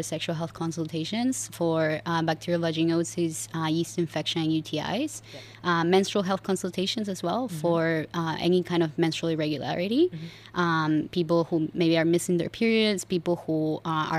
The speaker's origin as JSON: {"language": "English", "country": "Argentina", "moved": "as an adult", "lives_now": "Singapore", "said": "I'm originally from Argentina"}